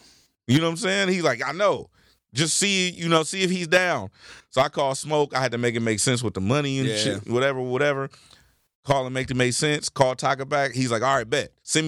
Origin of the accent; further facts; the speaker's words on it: Carson, California, United States; You know, I'm from Carson.